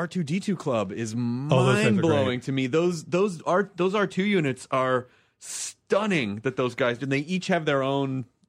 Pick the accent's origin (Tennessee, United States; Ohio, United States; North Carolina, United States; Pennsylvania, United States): Tennessee, United States; moved away; Where I grew up in Tennessee